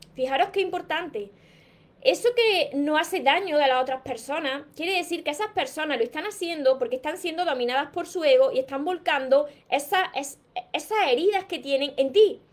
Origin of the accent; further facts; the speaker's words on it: Córdoba, Andalusia, Spain; yo soy de Córdoba, España